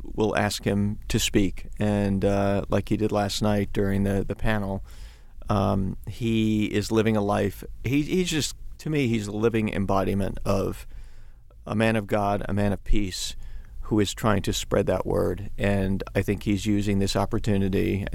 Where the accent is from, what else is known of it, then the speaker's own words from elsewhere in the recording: New York City, New York, United States; I grew up in Queens